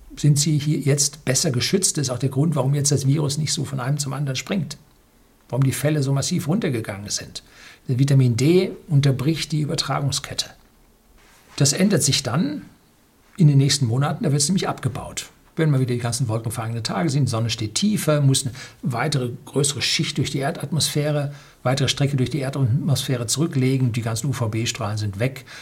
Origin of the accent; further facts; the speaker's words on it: Germany; wir sind als Deutsche